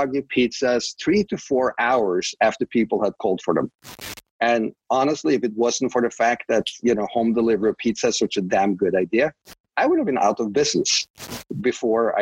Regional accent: Oslo, Norway; English is a second language; moved away as an adult; now in United States; I grew up in Oslo

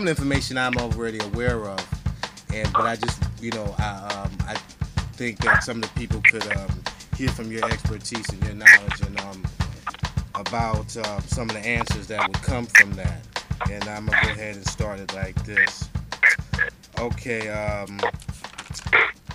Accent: United States; now in Washington, D.C., United States; I'm from New York, New Jersey area

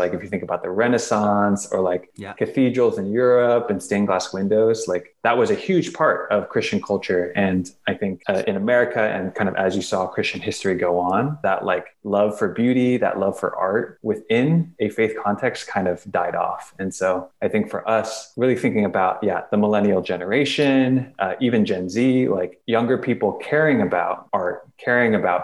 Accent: Torrance, California, United States; I grew up in Torrance by the beach

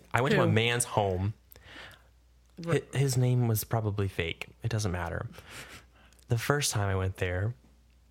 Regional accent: Florida, United States; I'm from Florida

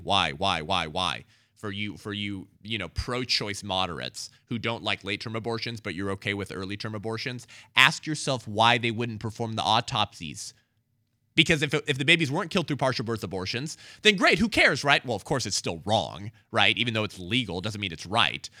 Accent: United States; we are as American citizens

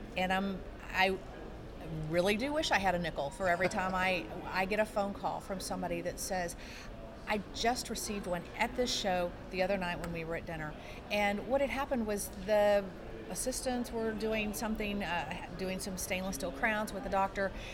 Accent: San Antonio, Texas, United States; I am from San Antonio, Texas

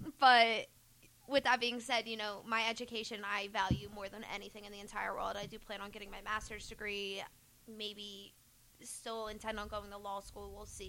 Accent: New Jersey, United States; I'm from Jersey. I still live in New Jersey currently.

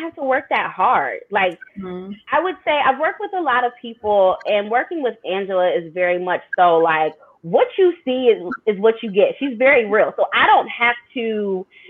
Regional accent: Delaware, United States; moved away as an adult; also born or lived in New York City / Philadelphia; my hometown of Delaware

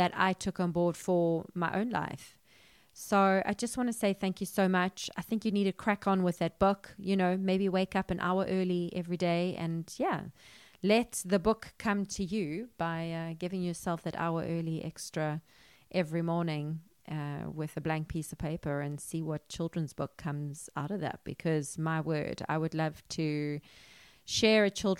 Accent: South Africa; I'm from South Africa

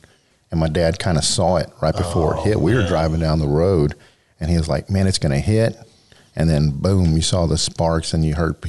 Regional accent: Pearland, Texas, United States; moved away as an adult; now in Lake Jackson, United States; I was born and raised in Pearland, went to high school in Pearland. I didn't move here until 2008.

